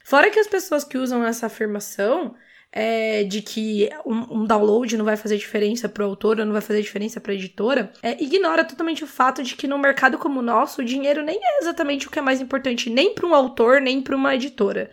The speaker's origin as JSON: {"language": "Portuguese", "region": "interior of São Paulo", "country": "Brazil", "said": "Eu sou do interior de, de São Paulo"}